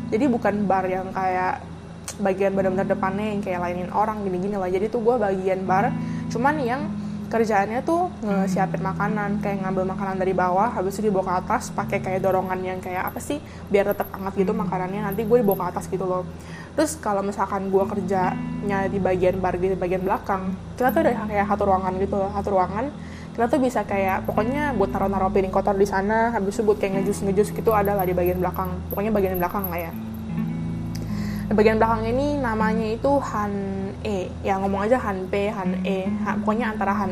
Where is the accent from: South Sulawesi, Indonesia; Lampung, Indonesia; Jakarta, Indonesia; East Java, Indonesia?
Jakarta, Indonesia; kayak nanya dari mana gue dari Jakarta gitu kan